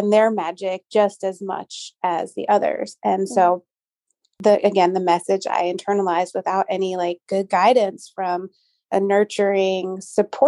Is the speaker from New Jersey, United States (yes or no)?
no; Long Island, New York, United States; I grew up on Long Island